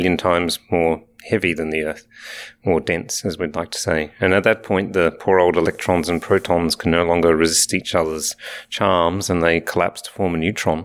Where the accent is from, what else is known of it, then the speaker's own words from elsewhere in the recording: Alice Springs, Northern Territory, Australia; moved away; also born or lived in Adelaide, Australia / Canberra, Australia / England; born in Alice Springs in the middle of Australia, but I did my education at the University of Adelaide and the Australian National University.